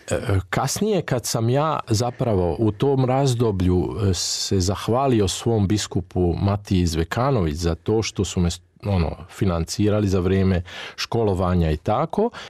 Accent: Ada, Vojvodina, Serbia; moved away; ja sam inače porijeklom iz Vojvodine i to je bila župa Svetog Trojstva u Adi

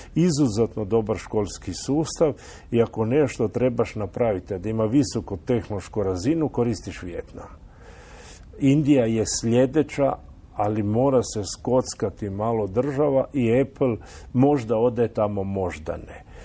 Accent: Istria County, Croatia; kod nas u Istri

